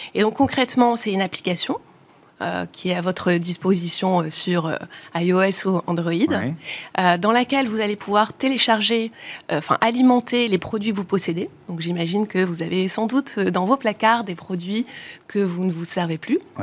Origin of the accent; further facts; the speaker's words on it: the Nord, Hauts-de-France, France; on est originaire du Nord